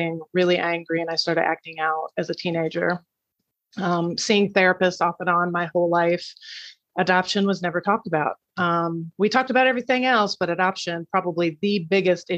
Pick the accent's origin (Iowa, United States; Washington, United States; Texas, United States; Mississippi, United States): Iowa, United States; born and raised in Iowa, country girl at heart